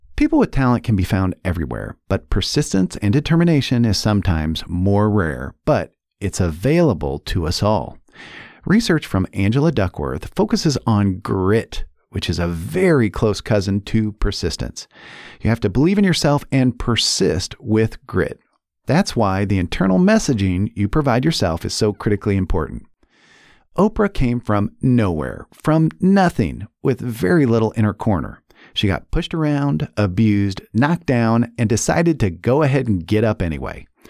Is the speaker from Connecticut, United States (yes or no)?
no; Indianapolis, Indiana, United States; I was born and raised in Indianapolis